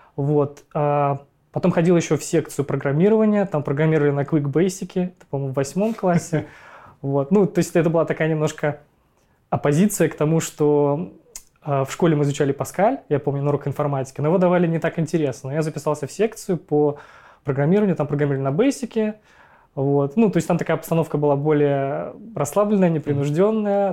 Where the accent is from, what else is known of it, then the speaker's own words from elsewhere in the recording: Ufa, Bashkortostan, Russia; я родился в городе Уфа, в России